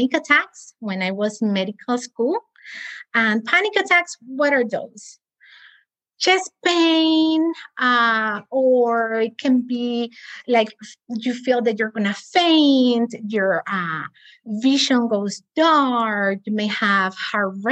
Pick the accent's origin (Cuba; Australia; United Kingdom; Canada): Cuba; also born or lived in Spain; now in United States; I'm also from Cuba.